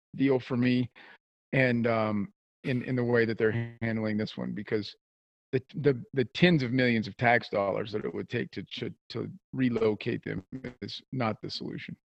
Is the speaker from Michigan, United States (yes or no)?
no; South Central Kansas, United States; I grew up in South Central Kansas